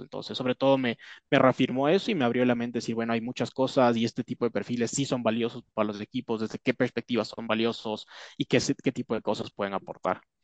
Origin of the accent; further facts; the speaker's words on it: Ecuador; yo soy acá de Ecuador